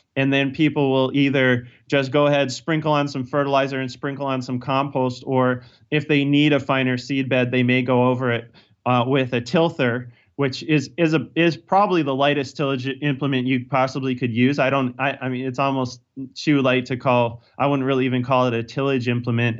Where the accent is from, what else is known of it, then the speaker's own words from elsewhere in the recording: Virginia, United States; also born or lived in Pennsylvania; now in Cornville, United States; I'm originally from Virginia